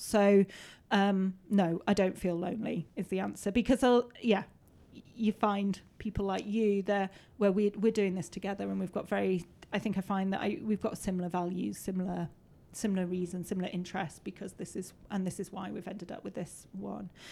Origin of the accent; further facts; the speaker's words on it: Peak District, East Midlands, United Kingdom; I grew up in the Peak District. I grew up roaming around these hills